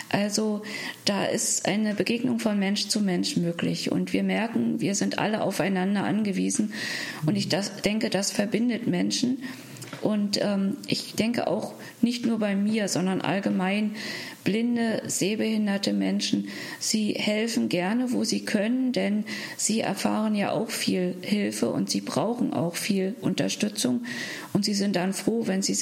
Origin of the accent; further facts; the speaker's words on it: Berlin, Germany; in meiner Heimatstadt Berlin